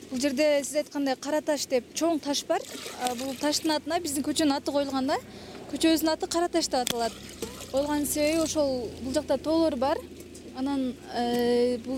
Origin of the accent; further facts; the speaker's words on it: Kyrgyz-Ata, Osh Region, Kyrgyzstan; айылыбыз негизи төрт беш айылдан турат мисалы участкаларга бөлүнөт да ак булак кыргыз ата кыргыз ата негизи бөлүнүп кетет ак булак борко көтөрмө сталин депчи